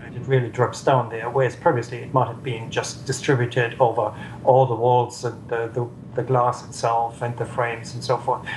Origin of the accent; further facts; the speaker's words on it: Southern Germany, Germany; now in Wellington, New Zealand; I'm from Germany, the southern part of Germany